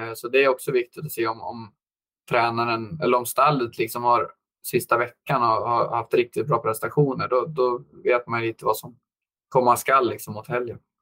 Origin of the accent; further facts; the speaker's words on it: Eskilstuna, Södermanland, Sweden; moved away; also born or lived in United States; jag är uppvuxen i Eskilstuna där faktiskt född.